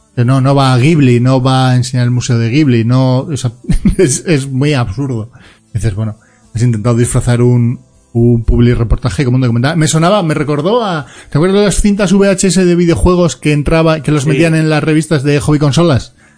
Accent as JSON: {"language": "Spanish", "region": "Galicia", "country": "Spain", "said": "me queda mi tierra amada, no, no porque sí, sino porque si no me pegan una toba, que es Galicia"}